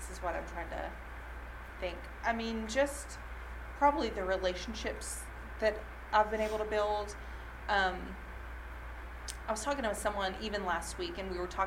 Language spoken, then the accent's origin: English; Southern United States, United States; also I went to Lipscomb and I'm from the South and I just feel like I know a lot of people